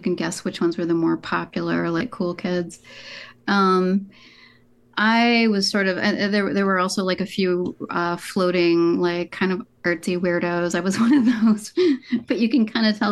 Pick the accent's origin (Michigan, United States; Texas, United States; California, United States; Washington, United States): Michigan, United States; Marquette; I grew up in Marquette, Michigan, which is in the Upper Peninsula